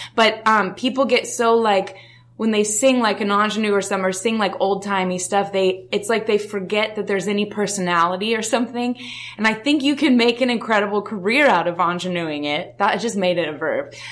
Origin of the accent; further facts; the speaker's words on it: Denver, Colorado, United States; I grew up in Denver, Colorado.